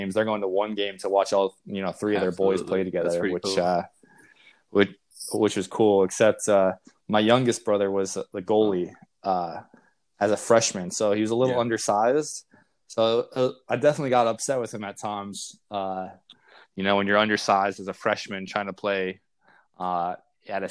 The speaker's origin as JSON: {"language": "English", "town": "Naperville", "region": "Illinois", "country": "United States", "tie": "born or raised there", "also_born_or_lived": "Fargo, North Dakota", "said": "I was born in Fargo, North Dakota. Not really any soccer there, but I, from young age, we moved to the suburbs of Chicago, Naperville, Aurora area"}